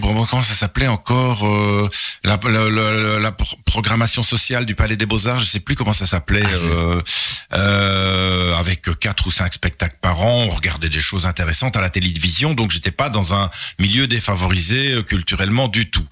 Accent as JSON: {"language": "French", "town": "Charleroi", "region": "Wallonia", "country": "Belgium", "tie": "born or raised there", "also_born_or_lived": "Brussels", "said": "je suis né en 1957 à Charleroi. J'ai fait mes études à l'Athénée, euh, de mes études secondaires à l'Athénée de Charleroi"}